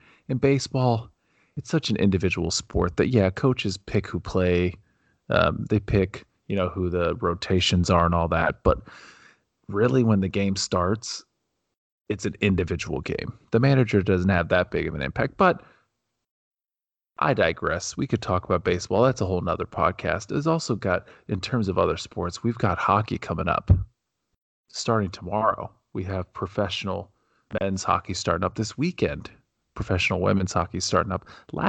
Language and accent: English; Ohio, United States; Yeah, which does not remind me of my childhood growing up in Ohio.